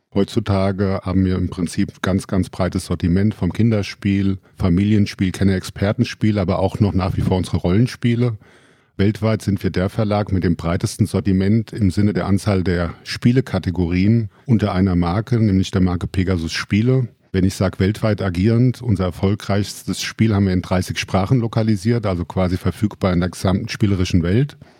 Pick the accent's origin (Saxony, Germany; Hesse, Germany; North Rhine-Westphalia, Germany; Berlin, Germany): Hesse, Germany; Friedberg; Grundsätzlich bin ich selber in Friedberg geboren, auch in der Friedberger Altstadt aufgewachsen und der Heimat immer verbunden geblieben